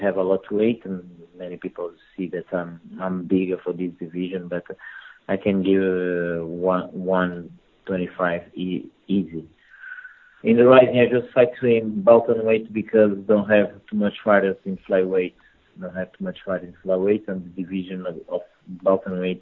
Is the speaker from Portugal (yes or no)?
yes; Portugal; English is a second language; also born or lived in Angola; I born in Angola and as a kid, but I moved from Portugal very early, from my 4 years old. I moved from Portugal